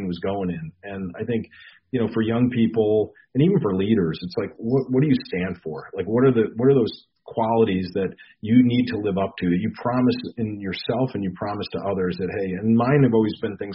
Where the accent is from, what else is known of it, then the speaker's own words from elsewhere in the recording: New York, United States; I grew up in New York